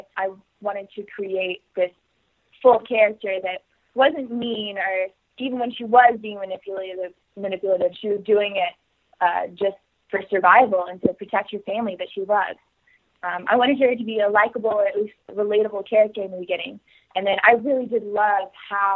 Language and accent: English; Texas, United States; I'm from Texas. So I actually grew up right next to, like, an equestrian center